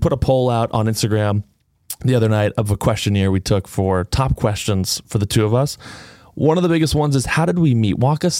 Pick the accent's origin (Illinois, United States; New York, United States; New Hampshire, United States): New Hampshire, United States; Windham; I'm from Windham, New Hampshire originally.